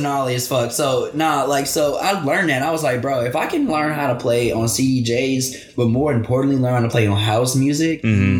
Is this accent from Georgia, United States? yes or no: no; Houston, Texas, United States; also born or lived in New York City; he knew I was from Houston